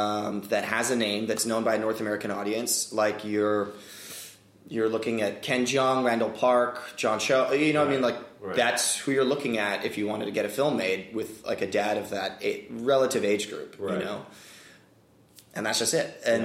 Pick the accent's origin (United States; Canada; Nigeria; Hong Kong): Hong Kong; moved away; Asian, and, you know, I grew up in Hong Kong and everyone spoke English